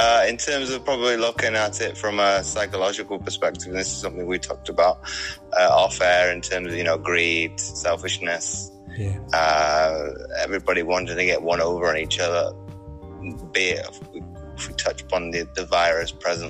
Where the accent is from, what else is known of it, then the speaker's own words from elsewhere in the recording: Belgium; moved away as an adult; now in Wales, United Kingdom; No, because my family were both in the military, mum and dad. Yeah. I grew up in Belgium for 19 years.